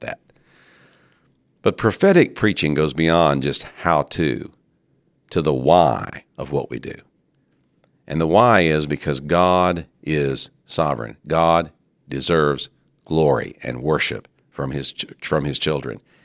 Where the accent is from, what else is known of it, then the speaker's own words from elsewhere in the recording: United States; In the American church